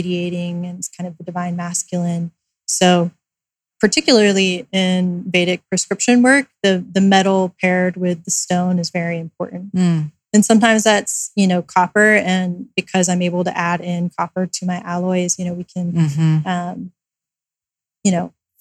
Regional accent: California, United States; also born or lived in Raleigh, North Carolina / New York; growing up in California

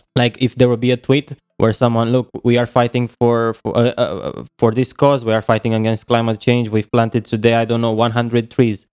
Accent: Romania; moved away as an adult; now in Kiel, Germany; I'm from Romania, but at the moment I'm living in Germany

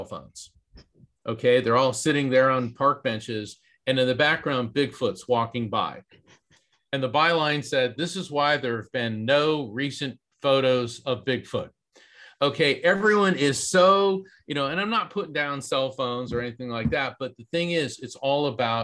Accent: East Coast, Central Florida, United States; growing up in East Coast, Central Florida

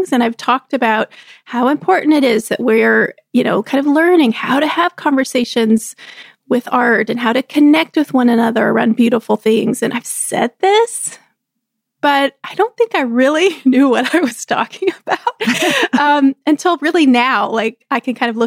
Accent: Texas, United States; moved away; We grew up together in Texas.

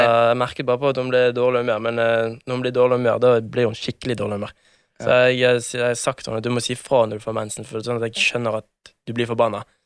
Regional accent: Bergen, Vestland, Norway; moved away as an adult; now in Oslo, Norway; nesten ikke vært hjemme i Bergen

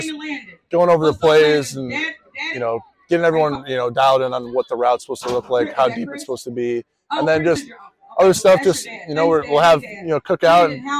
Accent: Arizona, United States; now in Louisville, United States; I grew up in Arizona

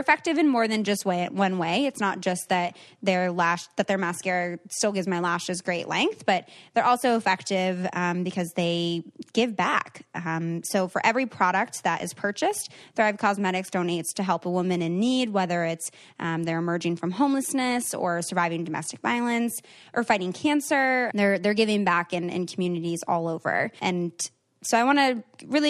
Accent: Seattle, Washington, United States; Seattle, which is my hometown

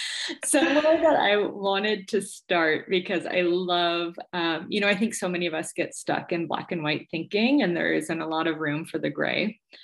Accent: California, United States; born there; I was born just outside of Yosemite.

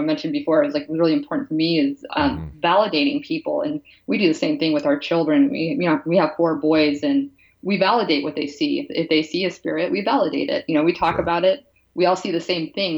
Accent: Pennsylvania, United States; moved away as an adult; also born or lived in California / Seattle; I'm from the East Coast. I'm from Pennsylvania

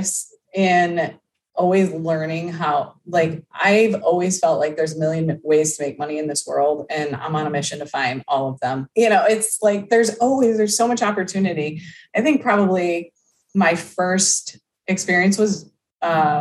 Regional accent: upstate New York, United States; moved away as an adult; now in Florida, United States; We are originally from upstate New York, and we decided to move to Florida

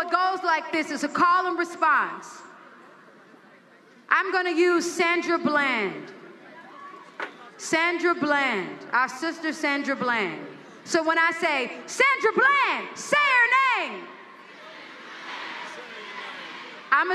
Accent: United States; as an American and as a woman

